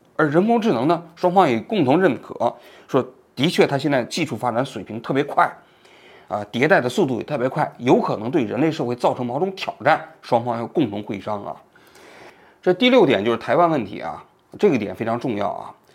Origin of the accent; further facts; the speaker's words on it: China; 我们中国人